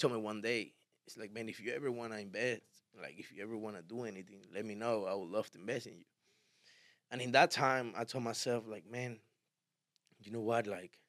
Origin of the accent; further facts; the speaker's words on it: Miami, Florida, United States; And I liked it in a way because I come from Miami, man. You know, I'm used to all this.